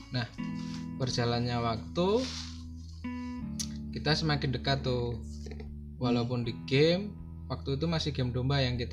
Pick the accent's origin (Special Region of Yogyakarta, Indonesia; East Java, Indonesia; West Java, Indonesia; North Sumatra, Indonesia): Special Region of Yogyakarta, Indonesia; Yogyakarta; dia orang orang Jakarta sedangkan aku orang Jogja